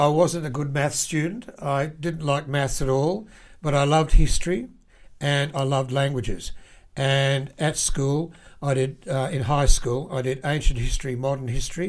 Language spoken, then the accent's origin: English; Lismore, New South Wales, Australia; I grew up in a town called Lismore on the north coast in New South Wales, and I attended school there until I was in Year 7 when I went to boarding school.